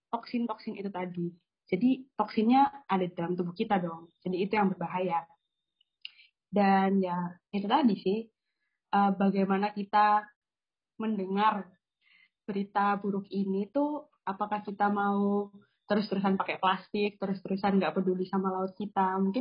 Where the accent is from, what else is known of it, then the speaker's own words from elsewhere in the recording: Gresik, East Java, Indonesia; Mungkin kan ada juga ya kalau di daerahku uh, di Gresik itu juga ada suatu mitos.